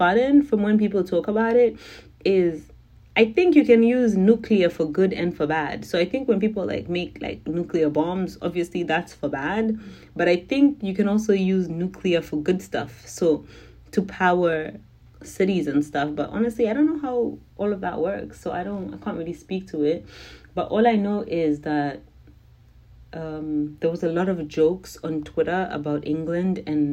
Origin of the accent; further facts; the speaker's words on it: Zimbabwe; I'm from Zimbabwe.